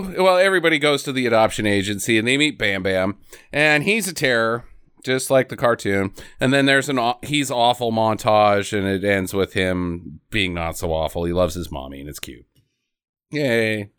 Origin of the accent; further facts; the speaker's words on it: Norway; I'm from Norway, and I don't really have a Norwegian. It's just the Swedish.